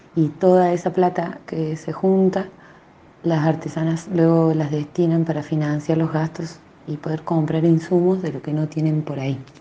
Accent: Santa Bárbara, La Rioja, Argentina; Soy una artesana de Santa Bárbara, de las teleras de Santa Bárbara soy

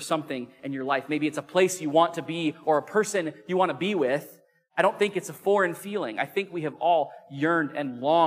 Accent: Illinois, United States; I grew up in the Midwest in Illinois

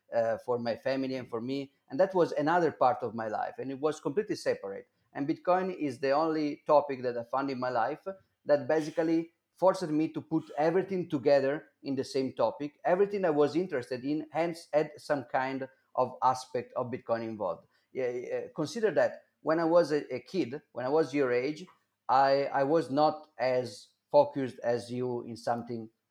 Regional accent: Milan, Lombardy, Italy; English is a second language; I I born in 1983 uh, in Milan.

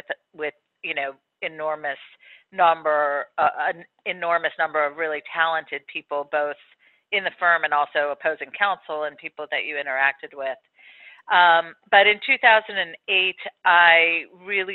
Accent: Maryland, United States; I was born on my parents' bed in the house that I grew up in Maryland

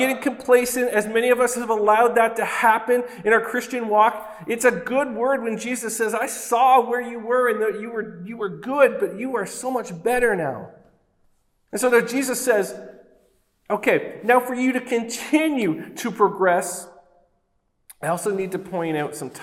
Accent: Oshawa, Ontario, Canada; I grew up in Oshawa

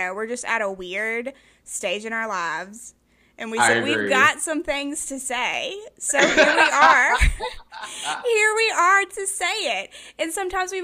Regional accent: South Carolina, United States; I'm 27 and I'm from South Carolina

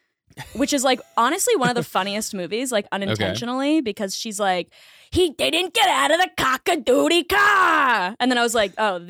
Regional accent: Boston, Massachusetts, United States; now in New York, United States; Boston. I grew up in Boston.

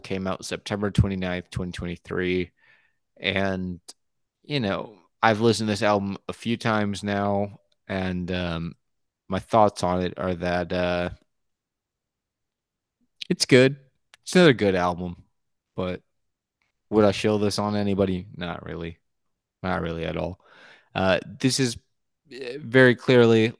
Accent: United States; first language English; I'm an American

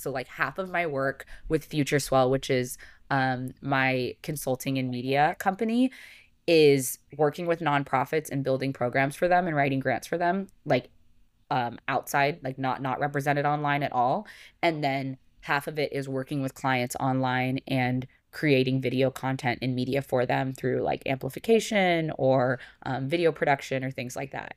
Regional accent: Arizona, United States; moved away as an adult; now in California, United States; I grew up in Arizona

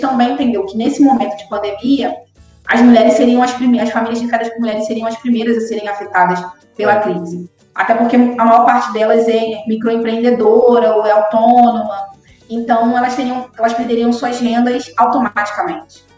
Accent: São Gonçalo, Rio de Janeiro, Brazil; sou cria de São Gonçalo, né, moradora aqui, mas aqui nasci e, e sou daqui

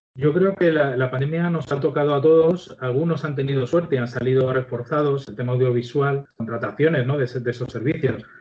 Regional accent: Ciudad Real, Castilla-La Mancha, Spain; Yo soy de Ciudad Real, vivo en Ciudad Real

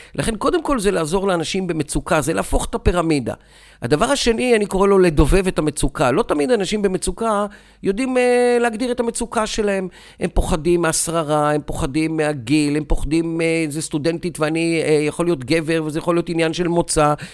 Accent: Beersheba, Southern District, Israel; moved away as an adult; now in Gedera, Israel; אני נולדתי וחייתי בבאר שבע, היום אני חי בגדרה, אה, אבל רוב חיי חייתי בבאר שבע

